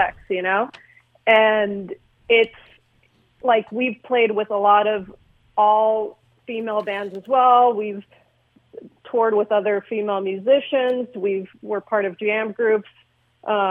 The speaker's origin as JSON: {"language": "English", "town": "Glendale", "region": "California", "country": "United States", "tie": "born or raised there", "said": "we're based out of Glendale, California, suburb of L.A., and we just kind of grew up together. We all grew up in the same neighborhood"}